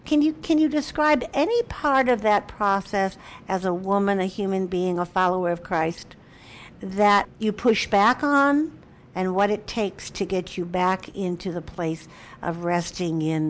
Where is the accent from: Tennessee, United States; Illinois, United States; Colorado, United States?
Illinois, United States; Chicago; Chicago's my hometown.